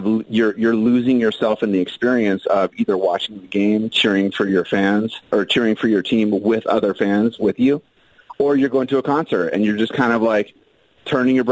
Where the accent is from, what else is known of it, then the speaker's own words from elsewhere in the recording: Phoenix, Arizona, United States; growing up in Phoenix